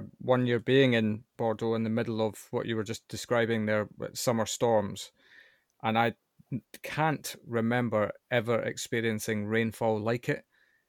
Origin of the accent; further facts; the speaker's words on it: United Kingdom; I'm British, right?